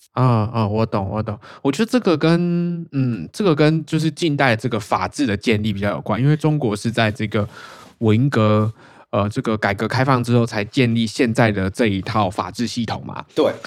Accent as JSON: {"language": "Chinese", "country": "Taiwan", "moved": "yes", "lives_now": "Australia", "said": "我们台湾人"}